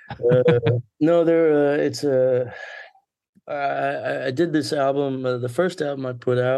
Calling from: Plano, Texas, United States; Uh, right now I'm in Plano, Texas.

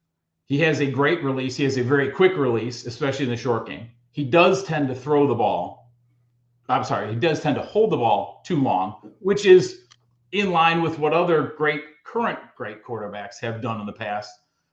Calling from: Naperville, Illinois, United States; I am in Naperville.

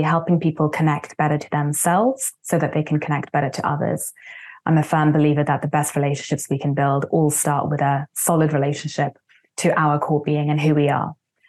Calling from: Vancouver, British Columbia, Canada; I'm calling today from Vancouver, a beautiful city I used to live in, though now I'm based out of Spain.

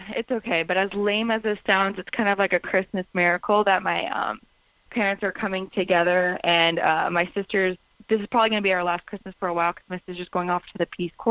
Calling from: North Hollywood, California, United States; I'm calling from North Hollywood.

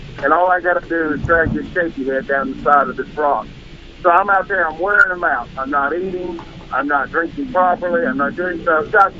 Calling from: Charlotte, North Carolina, United States; This is that kid, 4 feet, man. Charlotte, North Carolina. How you guys doing?

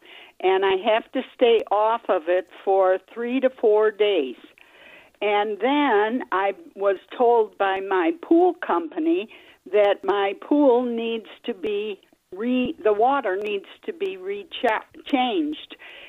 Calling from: Tucson, Arizona, United States; I am calling from Tucson.

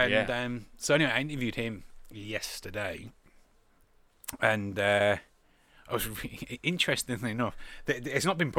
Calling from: Australia; I'm phoning from Australia.

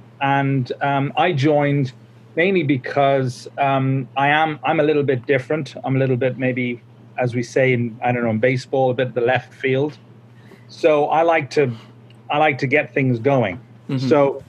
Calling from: Dundrum, Northern Ireland, United Kingdom

